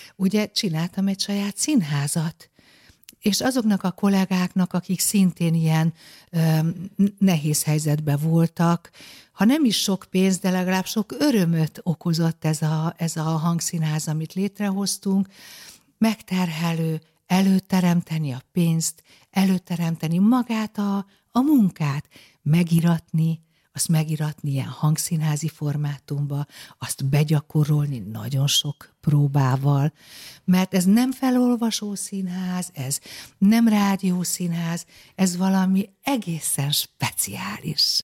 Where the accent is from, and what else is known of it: Budapest, Hungary; born or raised there